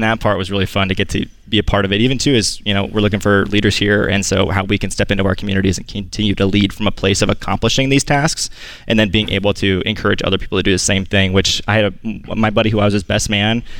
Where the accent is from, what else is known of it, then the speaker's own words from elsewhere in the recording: Southern Illinois, United States; I grew up in Southern Illinois